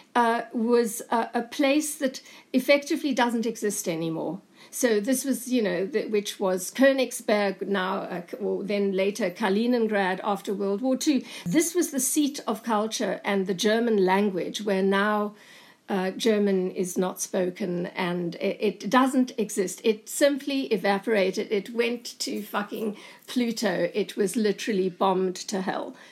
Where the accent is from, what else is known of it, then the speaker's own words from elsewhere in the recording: South Africa; moved away as an adult; also born or lived in Cape Town / Berlin; growing up in apartheid South Africa